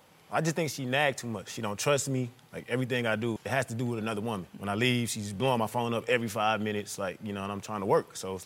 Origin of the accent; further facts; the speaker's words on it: Midwest, United States; moved away as an adult; now in Atlanta, United States; We're from the Midwest.